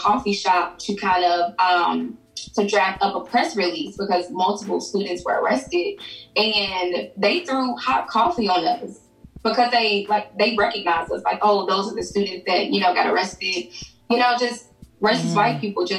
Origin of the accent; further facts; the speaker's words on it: Memphis, Tennessee, United States; now in Nashville, United States; I'm originally from Memphis